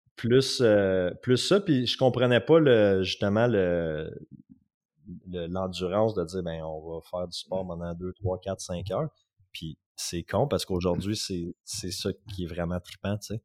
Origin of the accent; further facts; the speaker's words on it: Outaouais, Quebec, Canada; also born or lived in Gatineau; je viens de l'Outaouais